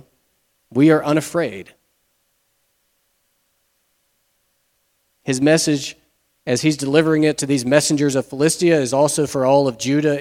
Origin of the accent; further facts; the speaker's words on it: United States; we, as modern American Christians, we are soaked in individualism